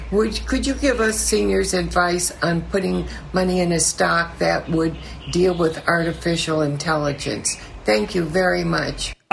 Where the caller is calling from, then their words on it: Florida, United States; Good evening, Mr. Cramer. … I thank you very much for taking my phone call.